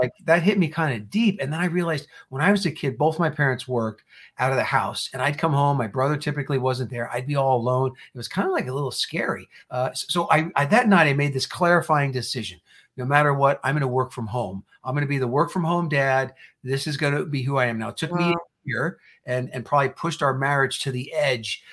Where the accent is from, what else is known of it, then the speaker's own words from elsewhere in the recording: New Jersey, United States; moved away as an adult; also born or lived in Indiana; I was born and raised in New Jersey, and I went to Purdue University